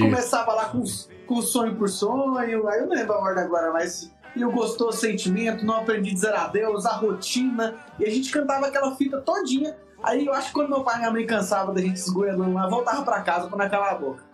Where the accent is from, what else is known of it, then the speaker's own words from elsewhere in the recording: Paranaiguara, Goiás, Brazil; also born or lived in Quirinópolis, Goiás / Rio Verde, Goiás; eu sou de Quirinópolis, é, nasci lá, mas morei pouco tempo, fui criado mais numa cidade chamada Paranaiguara, menorzinha ainda, de Goiás, interiorzão mesmo